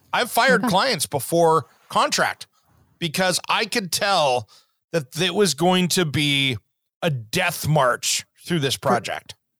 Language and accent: English; Tri-Cities, Eastern Washington, United States; growing up in Eastern Washington, the Tri Cities